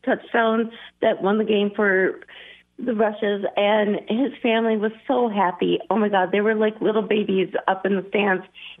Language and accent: English; Dallas, Texas, United States; I grew up in Dallas.